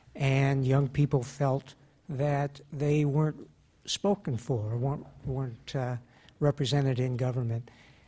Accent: Canada; moved away; I'm from Canada

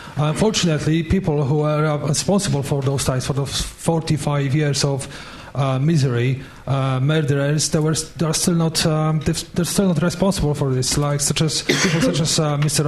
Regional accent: Poland

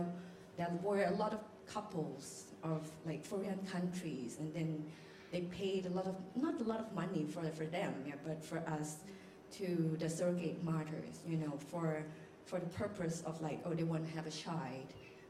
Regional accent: Thailand; moved away; I'm from Thailand

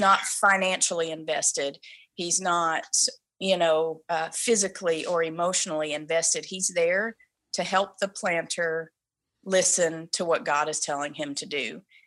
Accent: the Bible Belt, the South, United States; moved away as an adult; now in Vancouver, Canada; we come from the Bible Belt

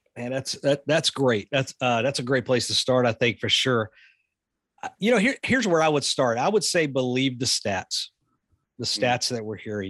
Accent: the South, United States; I grew up in the South.

